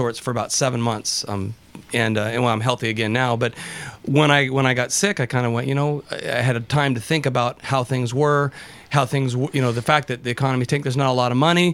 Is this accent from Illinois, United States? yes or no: no; Tacoma, Washington, United States; I'm from Tacoma